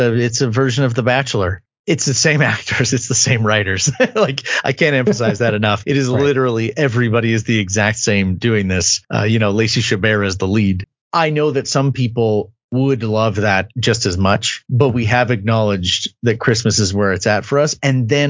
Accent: Canada; I'm Canadian

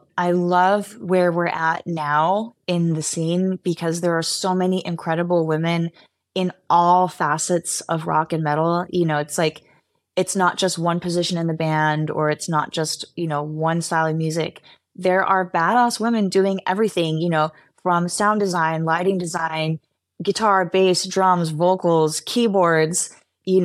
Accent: Los Angeles, California, United States; I'm from the Valley in LA.

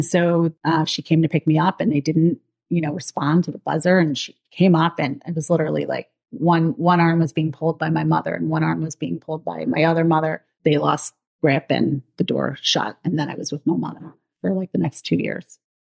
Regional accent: Maine, United States; born there; I'm 44 now, so I was born in 1979, and I was born in Maine to a mentally ill homeless woman.

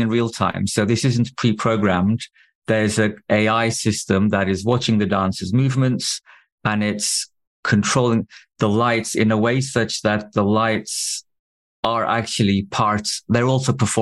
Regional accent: Turkey; I had no means to make films growing up in Turkey

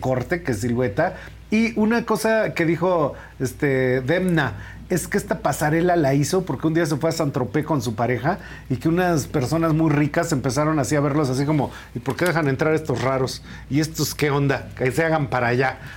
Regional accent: Mexico; somos mexicanos

